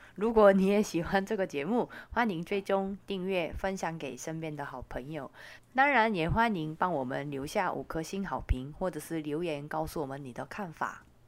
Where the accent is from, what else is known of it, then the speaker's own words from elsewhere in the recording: South Korea; first language Korean; Chinese is a second language; now in Taiwan; 因为我是韩国人嘛